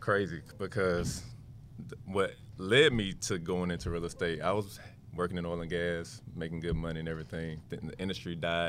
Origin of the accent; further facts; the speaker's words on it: Alabama, United States; moved away as an adult; also born or lived in Tennessee; I'm originally from Alabama.